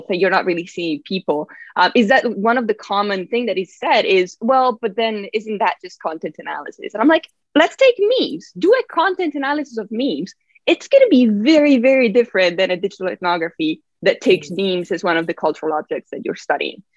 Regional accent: Italy; moved away; I'm from Italy

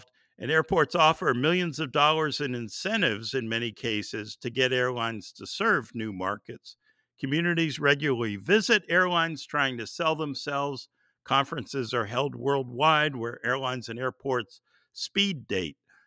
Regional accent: Boston suburbs, Massachusetts, United States; I grew up in the Boston suburbs

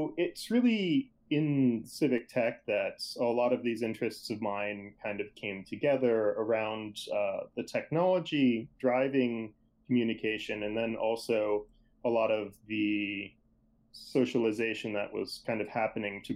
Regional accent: outside of Boston, Massachusetts, United States; I grew up outside of Boston, Massachusetts

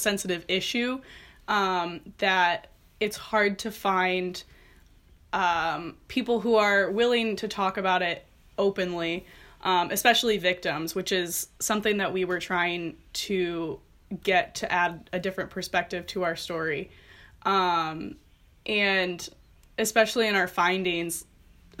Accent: Fulton, Illinois, United States; I'm from Fulton, Illinois.

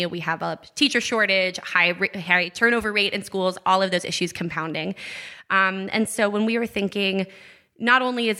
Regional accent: Gainesville, Georgia, United States; moved away; I'm originally from Gainesville, Georgia, which is about an hour and 15 minutes north of Atlanta.

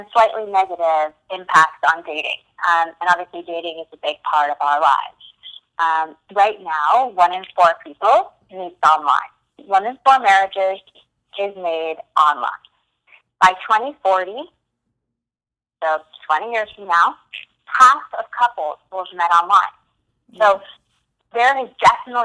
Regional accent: New York, United States; moved away as an adult; also born or lived in London; I'm originally from New York. Born and raised

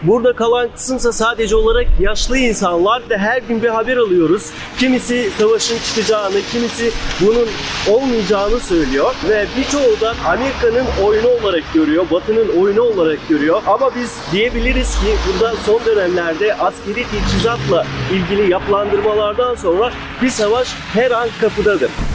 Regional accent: Ukraine; Ben Ukraynalıyım.

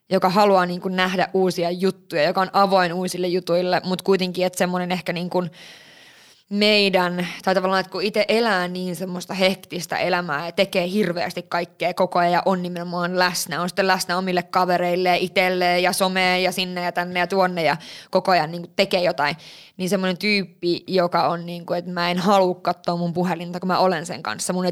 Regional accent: Lapland, Finland; Kyllä mä vitsi, kun tää, mä oon Lapista kotoisin, mutta tää lumi.

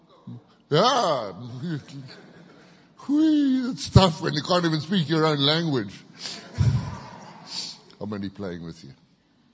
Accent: Kitwe, Copperbelt Province, Zambia; also born or lived in Zimbabwe; now in Thailand; I grew up in Zambia, and I was in a little town called Kitwe for many, many years

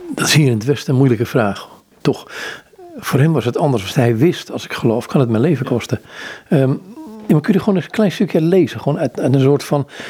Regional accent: Amsterdam, North Holland, Netherlands; ik kom uit Amsterdam

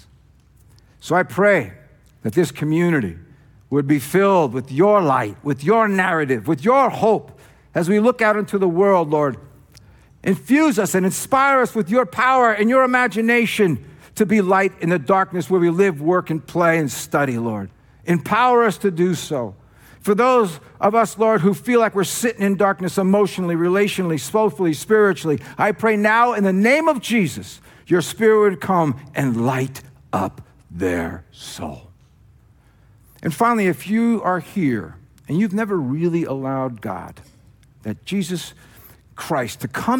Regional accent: New Jersey, United States; accent: Jersey; moved away; my Jersey accent

